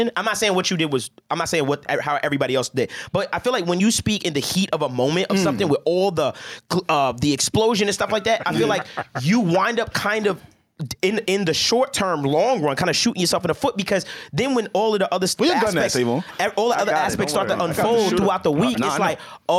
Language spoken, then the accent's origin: English; New York, United States; now in New Jersey, United States; I'm from New York, but I live in Jersey.